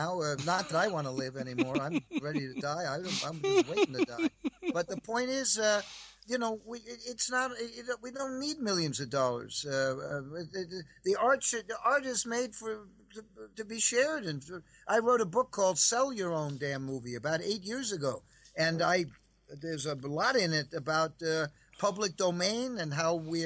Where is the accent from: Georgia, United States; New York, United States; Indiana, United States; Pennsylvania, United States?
New York, United States; I'm from New York